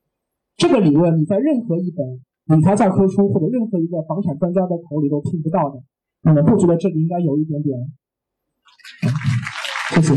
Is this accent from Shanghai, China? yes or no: yes; Shanghai, China; 我家小时候是住在了南昌路、襄阳路的路口。